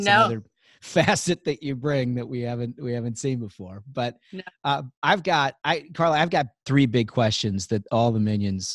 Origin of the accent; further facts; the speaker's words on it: Minnesota, United States; moved away; I'm from Minnesota originally